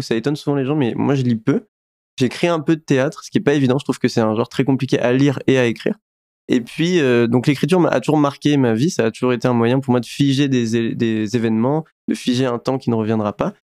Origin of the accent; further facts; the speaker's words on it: France; j'ai grandi en France avec un prénom qui n'est pas français